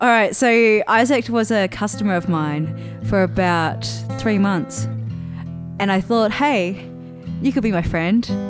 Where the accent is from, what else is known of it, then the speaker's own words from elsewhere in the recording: New Zealand; moved away; also born or lived in Adelaide, Australia; growing up in New Zealand